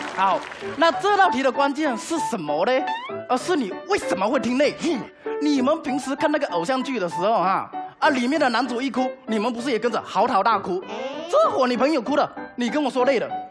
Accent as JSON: {"language": "Chinese", "region": "Fujian", "country": "China", "said": "我是福建人"}